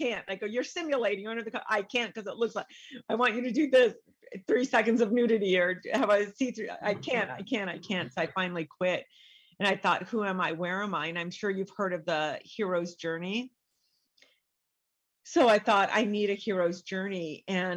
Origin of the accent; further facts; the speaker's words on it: San Diego, California, United States; also born or lived in Hollywood; I went to San Diego State because I grew up in San Diego